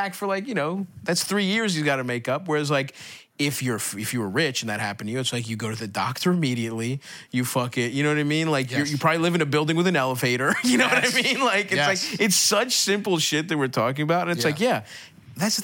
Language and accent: English; Baltimore, Maryland, United States; I grew up in Baltimore in Greektown